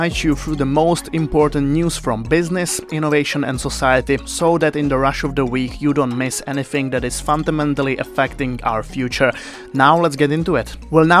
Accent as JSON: {"language": "English", "country": "Czechia", "said": "I'm from the Czech Republic."}